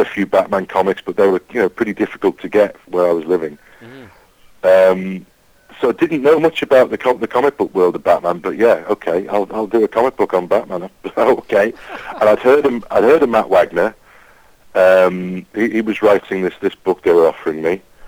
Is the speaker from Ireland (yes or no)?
no; the Wirral, North West England, United Kingdom; I grew up on the Wirral, which is in between Liverpool, it's a peninsula in between Liverpool and North Wales